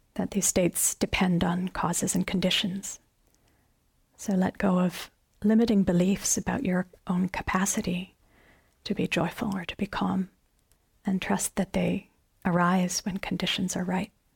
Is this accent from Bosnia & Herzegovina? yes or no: no; Canada; as a Canadian